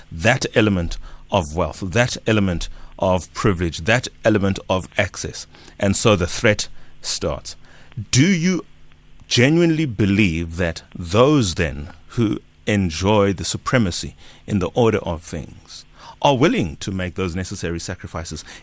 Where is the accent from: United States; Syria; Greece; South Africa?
South Africa; is it safe for us as South African to take the COVID 19 vaccine as it is already arrived in the country?